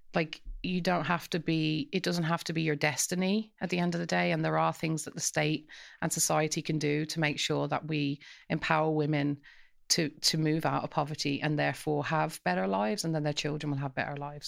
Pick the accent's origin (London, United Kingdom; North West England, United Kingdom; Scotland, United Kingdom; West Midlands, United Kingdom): West Midlands, United Kingdom; Coventry; now in Dublin, Ireland; so we grew up in Coventry, and all of the families on our street, it was a council estate